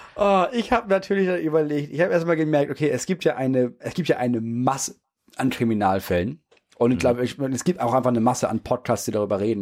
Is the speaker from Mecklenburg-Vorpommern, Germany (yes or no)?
no; Schleswig-Holstein, Germany; bei uns in Schleswig-Holstein